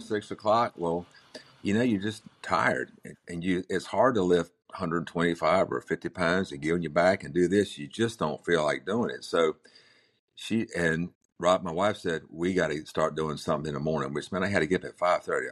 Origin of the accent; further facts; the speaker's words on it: Manteo, North Carolina, United States; also born or lived in Chapel Hill, North Carolina; I was born in Manio, which is the Outer Banks of North Carolina